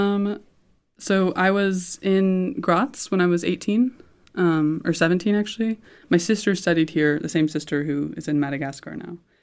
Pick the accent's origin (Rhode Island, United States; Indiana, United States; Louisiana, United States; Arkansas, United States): Indiana, United States; Indianapolis; moved away as an adult; now in Judenburg, Austria; growing up in Indianapolis, um, and I've lived in Indiana my whole life